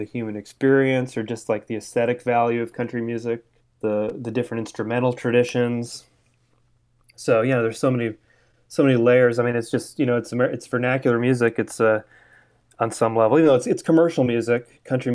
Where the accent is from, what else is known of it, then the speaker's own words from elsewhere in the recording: San Francisco Bay Area, California, United States; moved away as an adult; now in Nashville, United States; I'm from the San Francisco Bay Area, and I was sort of a musical child growing up